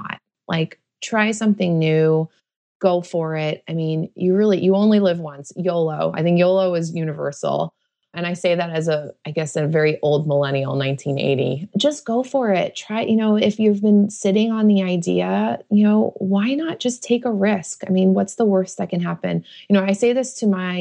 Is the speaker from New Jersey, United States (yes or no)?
yes; New Jersey, United States; now in Oakland, United States; I grew up in New Jersey. I grew up right outside New York City.